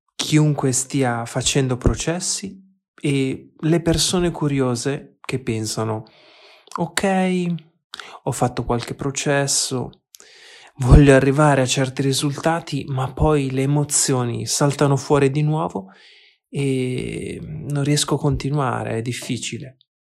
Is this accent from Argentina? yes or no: yes; Argentina; now in Berlin, Germany; Sono argentino, vivo a Berlino